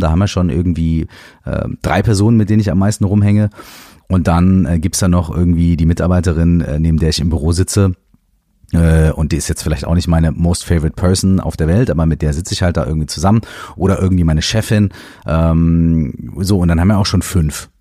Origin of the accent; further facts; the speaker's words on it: Minden, North Rhine-Westphalia, Germany; moved away as an adult; Ich habe damals in Minden gewohnt. Ähm, Minden ist meine Heimatstadt